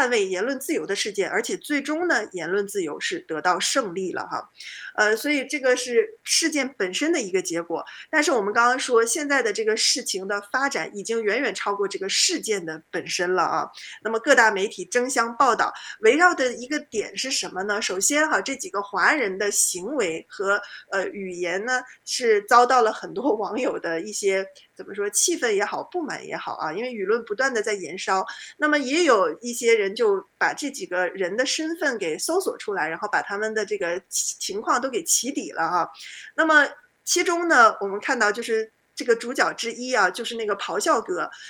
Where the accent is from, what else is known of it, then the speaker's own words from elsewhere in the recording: China; 我们中国人